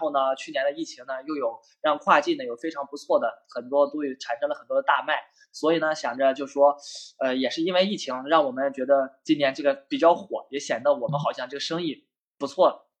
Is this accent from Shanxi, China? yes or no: yes; Shanxi, China; moved away; 我们现在包括我回我们山西啊，我是山西人，